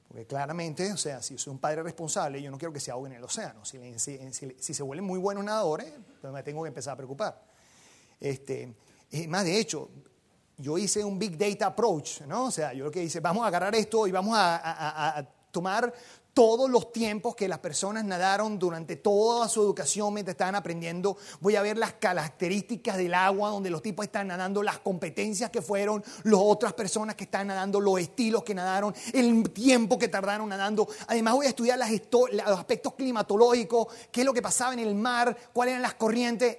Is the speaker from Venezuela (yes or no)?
yes; Venezuela; yo soy venezolano